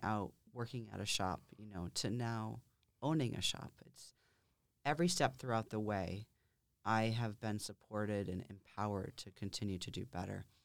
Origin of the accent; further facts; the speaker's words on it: Lakes Region, New Hampshire, United States; also born or lived in Concord, New Hampshire; I born and raised in New Hampshire, mm-hmm. in the Lakes region